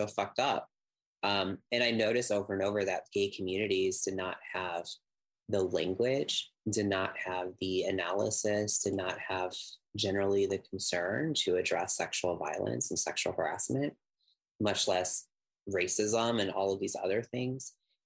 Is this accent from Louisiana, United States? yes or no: no; St. Louis, Missouri, United States; moved away as an adult; also born or lived in Chicago; now in Kansas City, United States; I'm in Chicago, I'm away from St. Louis